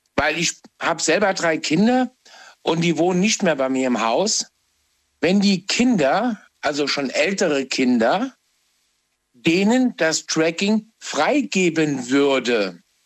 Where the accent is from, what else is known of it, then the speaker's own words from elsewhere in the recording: Trier, Rhineland-Palatinate, Germany; Ich bin gebürtiger Trier-Heranger.